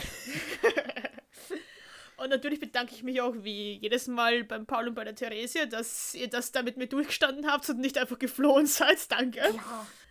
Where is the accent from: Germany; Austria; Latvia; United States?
Austria; bei uns in Österreich